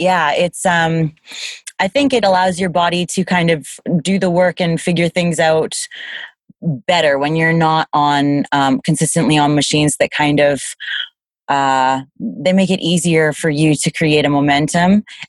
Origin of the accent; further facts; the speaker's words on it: Canada; I am from Canada